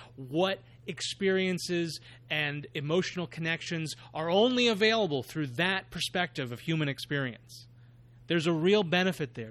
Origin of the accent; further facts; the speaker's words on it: New York, United States; as a New Yorker myself